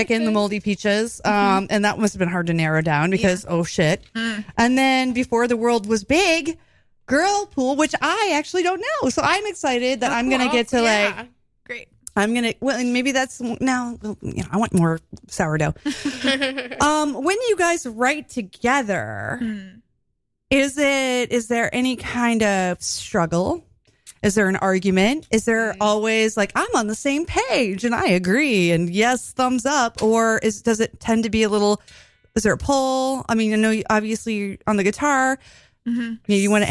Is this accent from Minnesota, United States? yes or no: no; Toledo, Ohio, United States; now in New York City, United States; my hometown is Toledo